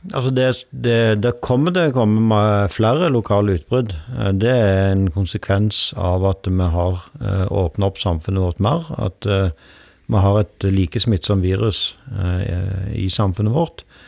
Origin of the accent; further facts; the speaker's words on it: Rogaland, Norway; now in Oslo, Norway; hjemme i Rogaland